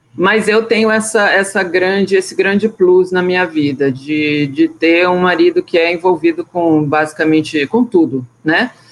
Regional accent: São Bernardo do Campo, São Paulo, Brazil; Eu cresci numa chácara em São Bernardo do Campo

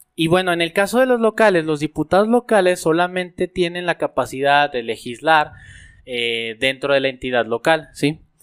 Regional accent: Aguascalientes, Mexico; Nosotros somos de Aguascalientes

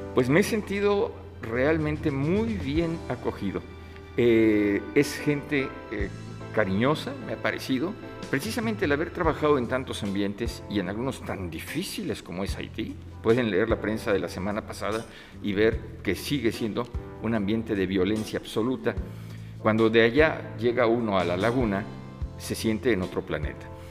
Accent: Mexico City, Mexico; also born or lived in Uruapan, Michoacán; soy nacido en la Ciudad de México, pero mi familia habitaba en ese momento en Michoacán, somos de origen michoacano y potosino, y eh, nací accidentalmente en esa ciudad

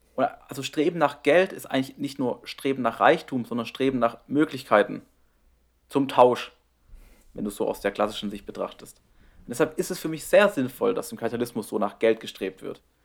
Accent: near the Black Forest, near Strasbourg, Baden-Württemberg, Germany; moved away; 30, 40 Minuten von meinem Heimatort weg

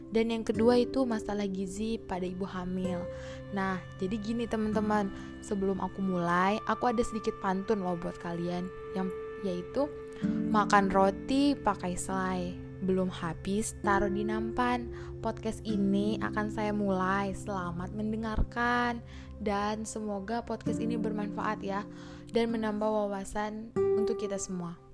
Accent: Arga Makmur, Bengkulu, Indonesia; saya mengambil dari daerah saya sendiri yaitu Arga Makmur, kota tercinta Bengkulu Utara.

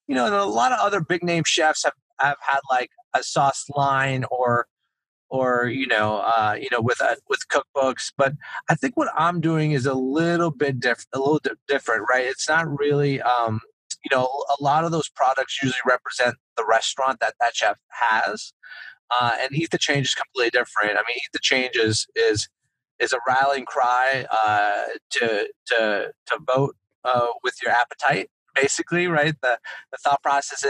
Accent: Montreal, Quebec, Canada; now in United States; I'm from Montreal. Town of Mont Royal, still got my Canadian citizenship

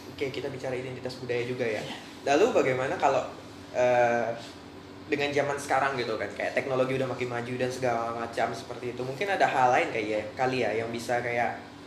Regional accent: Melawi, West Kalimantan, Indonesia; daerah saya itu di daerah Melawi

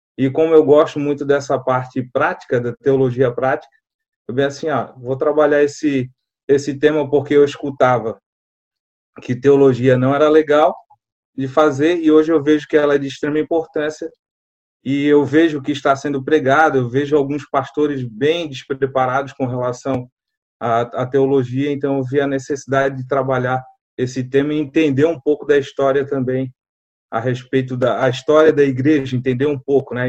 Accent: Florianópolis, Santa Catarina, Brazil; eu sou manezinho de Floripa, manezinho da ilha, na verdade, né? Nasci na, na Carmela Dutra

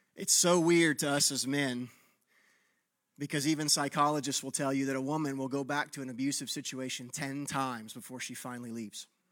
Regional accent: Texas, United States; moved away; I grew up in Texas where there was no ice

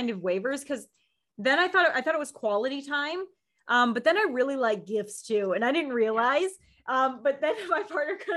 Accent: Midwest, United States; I grew up in the Midwest

